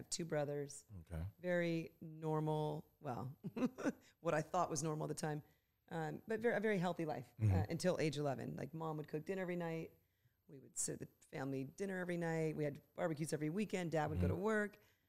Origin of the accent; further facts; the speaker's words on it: Los Angeles, California, United States; I am from Los Angeles, born and raised here my whole life.